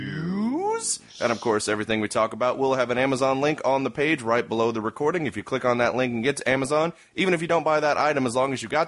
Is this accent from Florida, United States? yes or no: no; Indiana, United States; now in Austin, United States; I'm from Indiana, where I'm used to cold winters